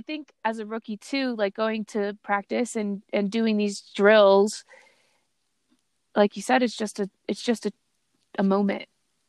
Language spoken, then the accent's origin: English; East Coast, United States; I grew up on the East Coast